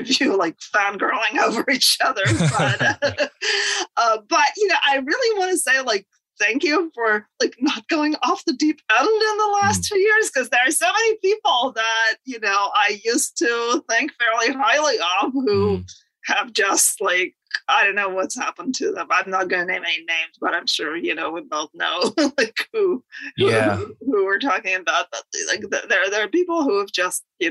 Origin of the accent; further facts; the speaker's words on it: Moscow, Russia; moved away as an adult; now in United States; I was born in the Soviet Union in Moscow.